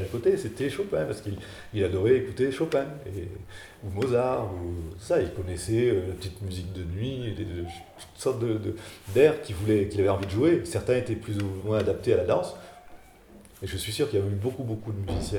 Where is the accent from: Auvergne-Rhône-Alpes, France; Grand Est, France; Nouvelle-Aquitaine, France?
Auvergne-Rhône-Alpes, France; Saint-Flour; moved away; also born or lived in Aurillac; je suis de Saint-Flour